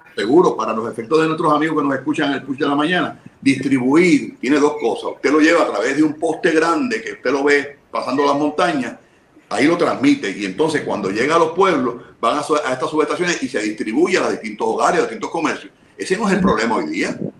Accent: Puerto Rico; yo soy boricua

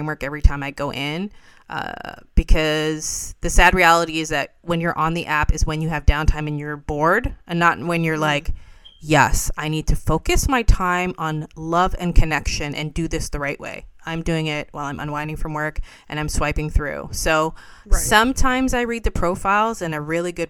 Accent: Toronto, Ontario, Canada; born and bred in the West End

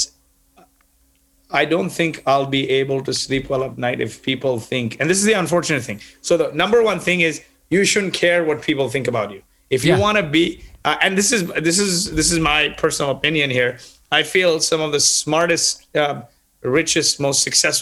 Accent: Kuwait; also born or lived in Canada; now in United States; I grew up in Kuwait in the Middle East, and they brought me to Canada. And after I finished engineering, I moved from Canada to the US.

